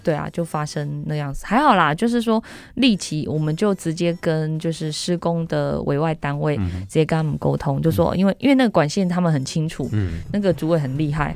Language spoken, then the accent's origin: Chinese; Taiwan; 我们台湾人